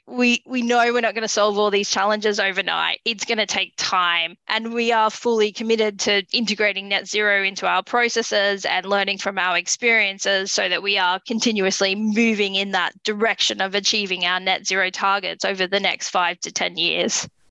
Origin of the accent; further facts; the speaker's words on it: Australia; moved away; my home country in Australia